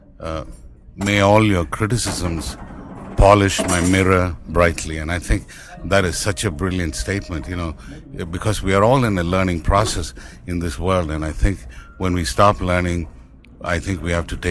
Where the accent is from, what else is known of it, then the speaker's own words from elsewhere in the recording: Tamil Nadu, India; accent: Indian; first language Tamil; English is a second language; moved away; I speak my mother tongue, which is Tamil. Even rest of India doesn't speak that language. Hindi is our national language, and I speak English, you know, of course, with an Indian accent